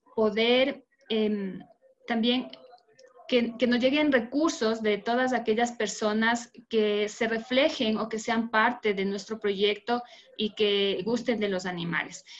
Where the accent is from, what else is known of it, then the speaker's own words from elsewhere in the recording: Ecuador; soy de Ecuador.